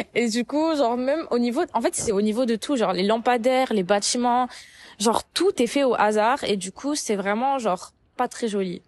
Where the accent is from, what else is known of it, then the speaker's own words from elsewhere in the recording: Paris, Île-de-France, France; moved away as an adult; now in Montreal, Canada; j'ai grandi à Paris